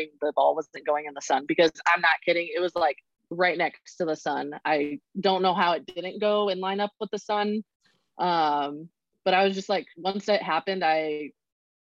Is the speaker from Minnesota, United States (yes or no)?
no; Arizona, United States; moved away as an adult; also born or lived in Oklahoma; the school that was in state and that I had given 2 years to, but leaving my home state in general